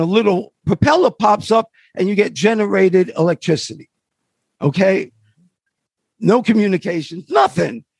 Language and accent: English; New York City, New York, United States; I come from Harlem